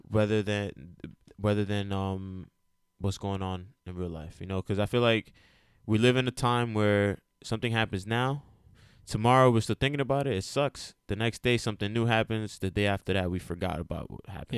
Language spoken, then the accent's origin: English; United States; I myself am a educated Dominican American, right? And I'm also Puerto Rican. I was born in America.